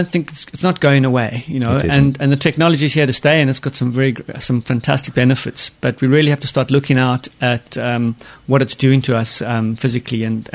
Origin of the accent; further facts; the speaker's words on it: Stellenbosch, Western Cape, South Africa; moved away; I was born and raised in South Africa, in a town called Stellenbosch in the wine-growing region.